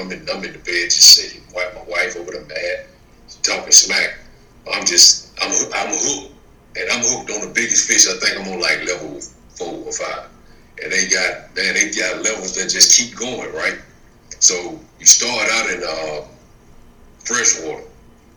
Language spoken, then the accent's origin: English; the South, United States; I was born and raised in the South